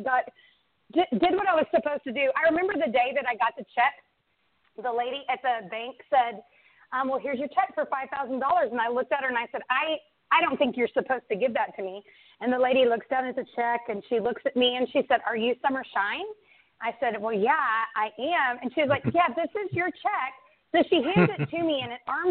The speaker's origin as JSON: {"language": "English", "region": "Central Texas", "country": "United States", "tie": "born or raised there", "said": "I moved back to my hometown to be closer to my son and my husband"}